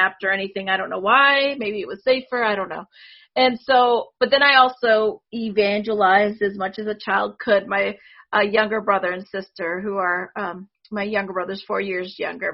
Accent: Northwest Pennsylvania, United States; first language Spanish; English is a second language; also born or lived in Puerto Rico / California; I lived there for a couple of years, maybe until I was three, then moved to California for a little bit, and then to Northwest Pennsylvania

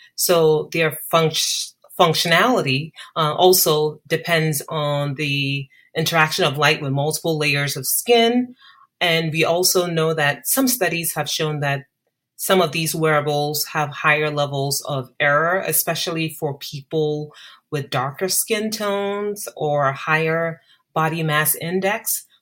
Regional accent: Ghana; moved away as an adult; now in United States; growing up in Ghana

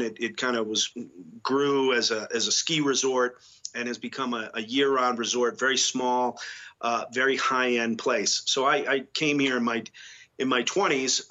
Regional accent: New England, United States; also born or lived in Boston; now in Telluride, United States; I grew up in New England uh, where I was raised and went to school.

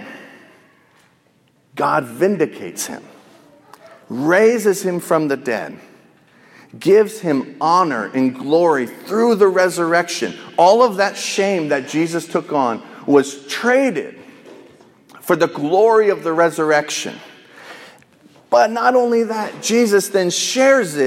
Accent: United States; as an American

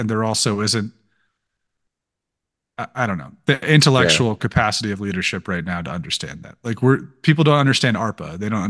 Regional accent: Maryland and DC, United States; also born or lived in Washington, D.C. / Navajo Nation (back out here); growing up in Maryland and DC on the East Coast

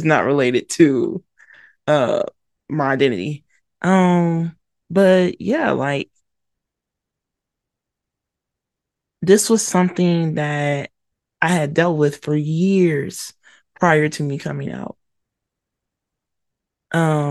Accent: Atlanta, Georgia, United States; also born or lived in Mobile, Alabama; I was born in Mobile, Alabama, raised in Atlanta, Georgia, and one can say the South raised me

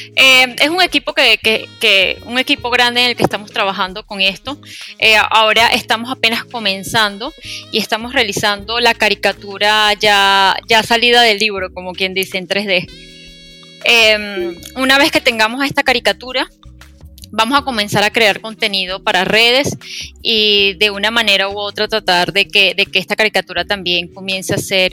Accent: Venezuela; en mi país, en Venezuela

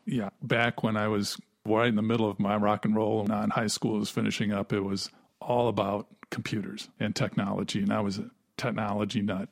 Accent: Wisconsin, United States; I was from Wisconsin, and we both grew up in tremendously free environments

